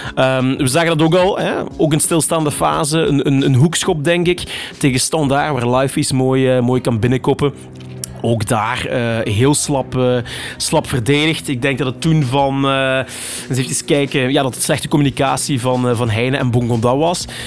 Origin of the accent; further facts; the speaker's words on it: Limburg, Flanders, Belgium; als een echte Limburger